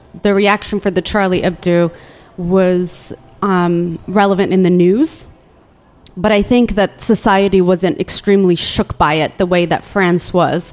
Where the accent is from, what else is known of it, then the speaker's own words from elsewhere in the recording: Yemen; now in United States; my birthplace says Yemen